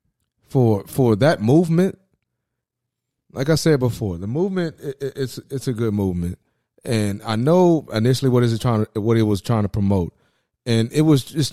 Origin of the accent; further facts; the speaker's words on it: Houston, Texas, United States; I grew up in Sunnyside